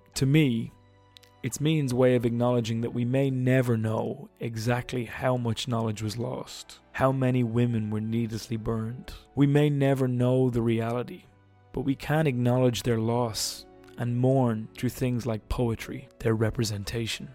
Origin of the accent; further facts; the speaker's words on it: Ireland; I'm Irish